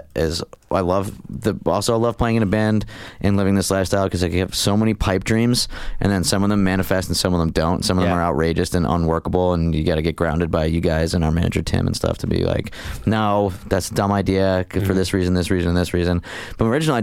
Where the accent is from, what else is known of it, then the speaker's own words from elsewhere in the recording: Scranton, Pennsylvania, United States; growing up in the Bellevue section of West Scranton, that's Scranton, Pennsylvania